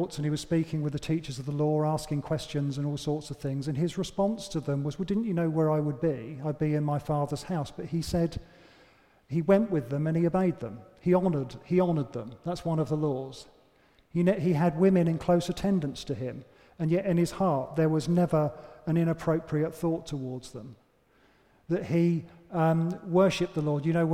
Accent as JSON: {"language": "English", "country": "United Kingdom", "said": "we're British"}